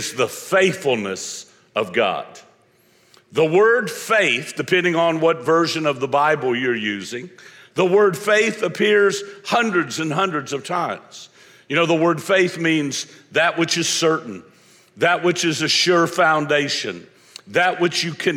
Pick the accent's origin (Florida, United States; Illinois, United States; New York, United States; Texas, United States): Florida, United States; I'm from Florida